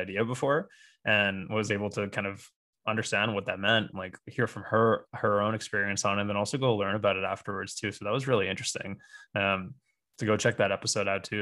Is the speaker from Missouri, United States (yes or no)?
no; Bay Area, California, United States; growing up in the Bay Area